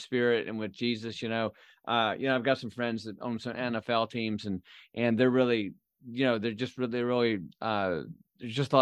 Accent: Flint, Michigan, United States; my hometown in Flint

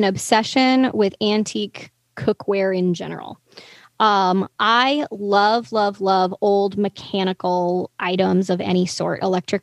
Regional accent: the South, United States; I'm from the South

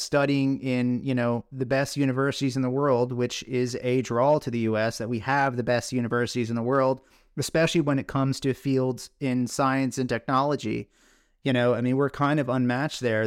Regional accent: Scotland, United Kingdom

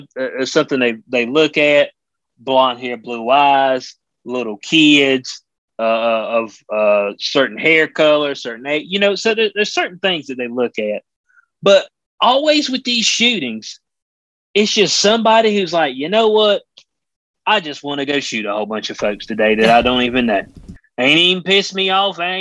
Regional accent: North Carolina, United States; in North Carolina, my home state

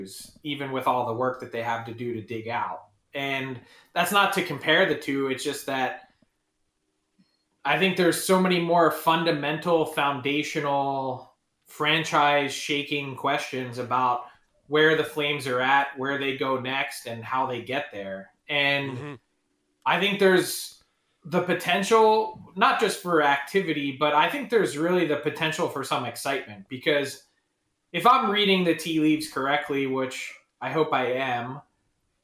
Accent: Philadelphia, Pennsylvania, United States; I'm from Philly

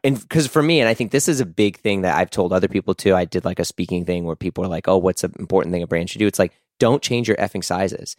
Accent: United States; just an American

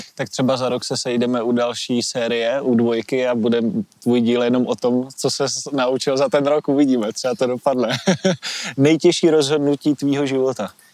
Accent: Šumperk, Olomouc Region, Czechia; oba dva jsme rodáci ze Šumperka

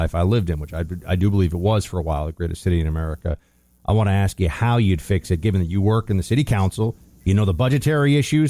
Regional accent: New York, United States; that's where my tax dollars are going as a New Yorker

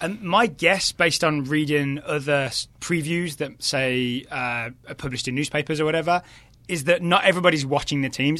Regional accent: between Birmingham and Wolverhampton, West Midlands, United Kingdom; moved away as an adult; also born or lived in Ireland; now in Richmond, United States; I'm originally from the West Midlands

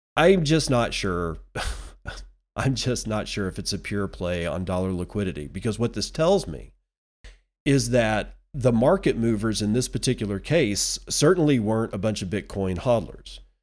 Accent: United States; as an American citizen

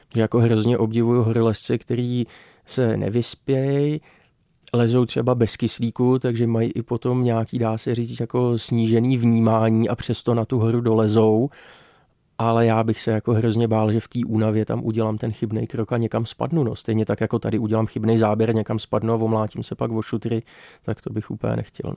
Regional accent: Czechia; jako Češi

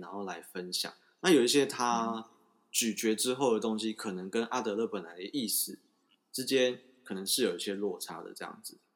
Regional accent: Taiwan; 我们台湾人

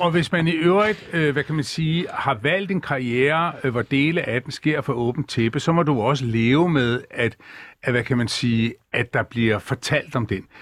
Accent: Bornholm, Capital Region of Denmark, Denmark; Jeg er født på Bornholm oprindeligt

